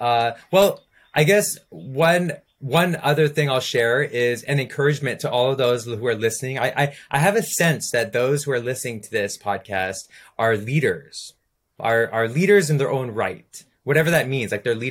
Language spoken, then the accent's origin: English; India; you gave me a flute and I'm Indian. I gotta do this, you know?